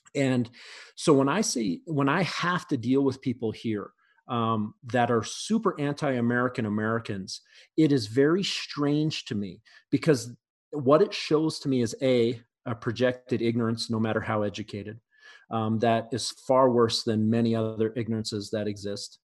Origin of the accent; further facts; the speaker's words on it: Canada; also born or lived in mountains of Canada; now in United States; I'm Canadian